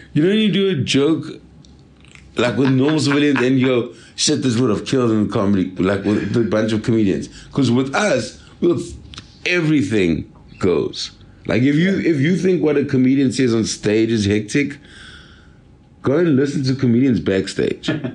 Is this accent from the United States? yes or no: no; Durban, KwaZulu-Natal, South Africa; moved away; I'm from Durban